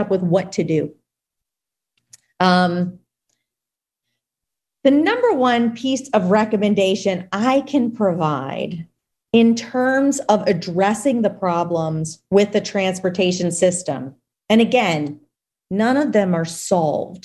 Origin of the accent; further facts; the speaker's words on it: Louisiana, United States; my home state of Louisiana